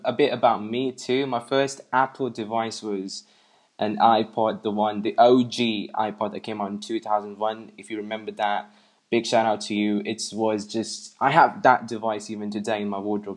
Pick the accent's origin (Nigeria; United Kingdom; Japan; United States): United Kingdom; England; I'm from England